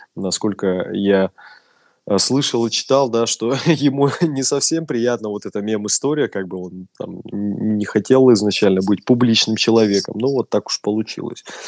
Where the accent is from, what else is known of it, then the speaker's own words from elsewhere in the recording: Russia; я из России